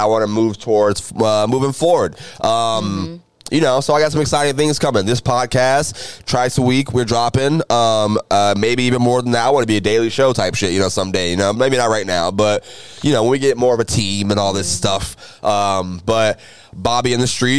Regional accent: Jacksonville, Florida, United States; I'm from Jacksonville

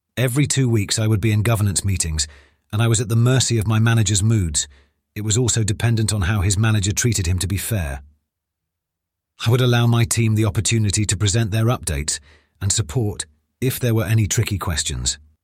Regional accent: United Kingdom; when I returned to the U K

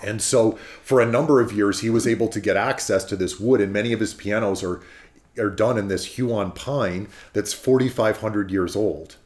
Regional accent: California, United States; I'm from California, um, we have redwoods very near to our house.

